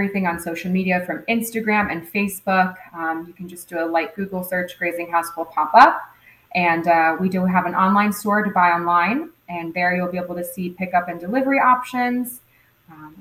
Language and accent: English; Fort Myers, Florida, United States; I was born and raised here in Fort Myers